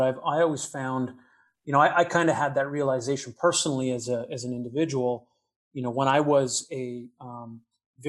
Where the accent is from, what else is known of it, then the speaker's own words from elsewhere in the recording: Edmonton, Alberta, Canada; also born or lived in Calgary, Canada; I'm actually originally from Western Canada. I grew up in the Edmonton, Alberta area.